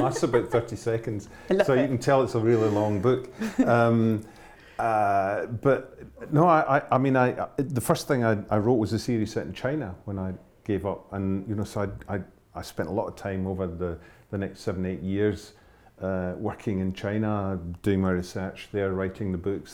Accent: Glasgow, Scotland, United Kingdom; moved away as an adult; also born or lived in Hebrides; I was born and raised in Glasgow

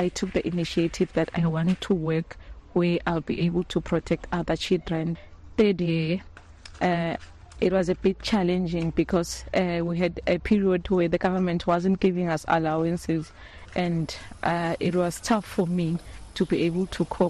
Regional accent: Lavumisa, Mbutu, Shiselweni, Eswatini; I'm from Lavo Mesa, from a place called Mbutu

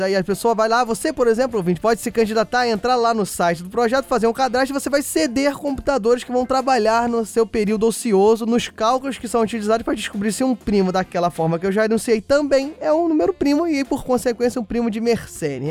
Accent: Rio de Janeiro, Brazil; accent: carioca; falar com o meu sotaque carioca

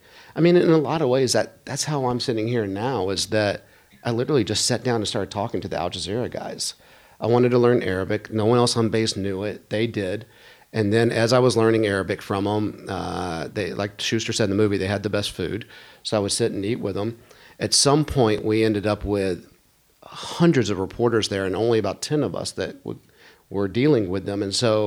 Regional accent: Texas, United States; I was from Texas, I spoke a certain way, I had blue eyes

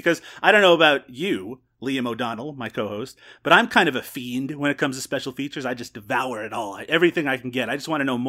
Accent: Newfoundland and Labrador, Canada; moved away; Yeah, I grew up in Newfoundland, which has its own particular time zone.

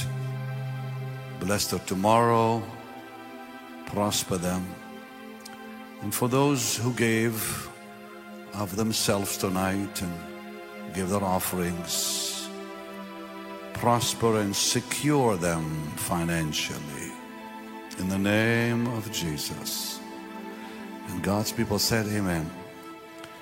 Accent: Israel; moved away; I'm from Israel

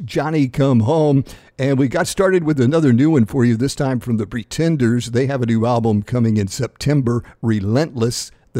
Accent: Texas, United States; growing up in Texas in the 60s

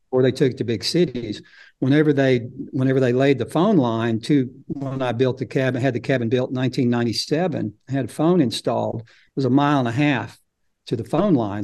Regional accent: Fayetteville, Arkansas, United States; I was born in Fayetteville and, um, lived there till in my forties

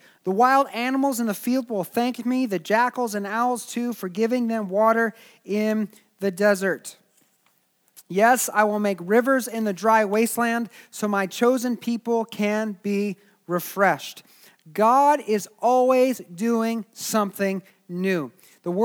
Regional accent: Springfield, Missouri, United States; I grew up in Springfield, Missouri, and it was a college town.

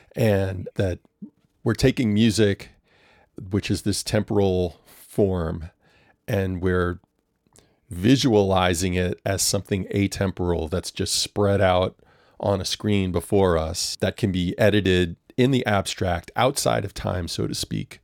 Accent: New Orleans, Louisiana, United States; I'm from New Orleans

